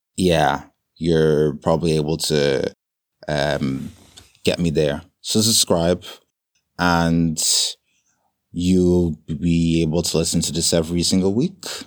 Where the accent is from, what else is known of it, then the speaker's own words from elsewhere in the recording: Dublin, Leinster, Ireland; moved away as an adult; now in London, United Kingdom; born and raised in Ireland, believe it or not, in a small town called Dublin